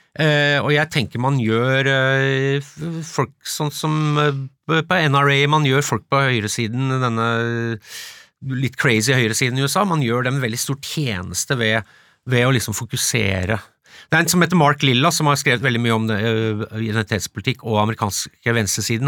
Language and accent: Norwegian; Follo, Akershus, Norway; jeg vokste opp i Follo